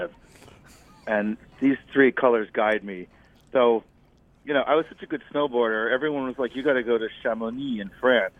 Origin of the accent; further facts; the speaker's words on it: Red Bank, New Jersey, United States; I'm from Red Bank, and I wish I had siblings.